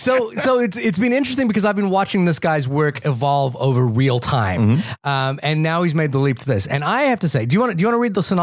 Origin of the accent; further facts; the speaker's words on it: Wellington, New Zealand; I said, "Hi, I'm from Wellington." You know, we kind of chit chatted for a second, and then oddly, I flew back to New Zealand